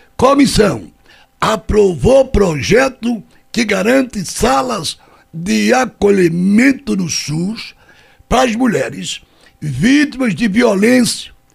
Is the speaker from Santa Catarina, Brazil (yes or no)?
no; Altinho, Pernambuco, Brazil; minha terra natal, na cidade de Altinho.